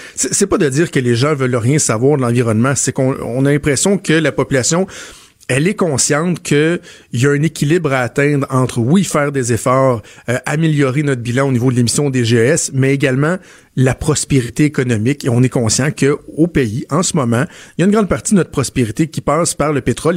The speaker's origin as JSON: {"language": "French", "region": "Quebec", "country": "Canada", "said": "Les gens chez nous au Québec"}